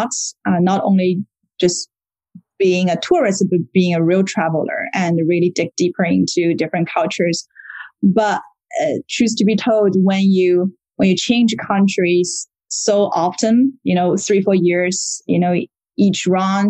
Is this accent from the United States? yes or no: no; Shanghai, China; moved away as an adult; also born or lived in Paris, France; I was born in Shanghai, China, and I finished my bachelor degree earlier and moved to Paris in France